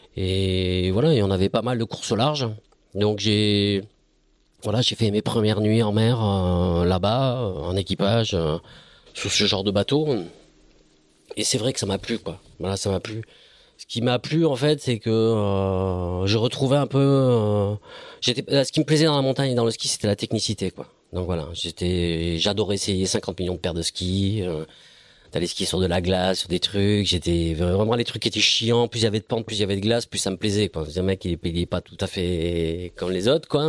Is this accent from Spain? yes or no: no; Bayonne, Nouvelle-Aquitaine, France; je suis bayonnais